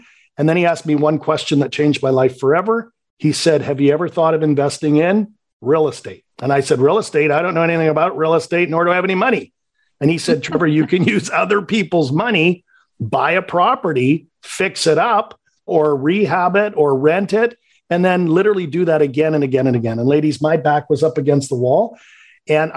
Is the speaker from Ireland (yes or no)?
no; Canada; accent: Canadian; I'm born and raised in Canada. So if you detect a little bit of a Canadian accent, you'll know why.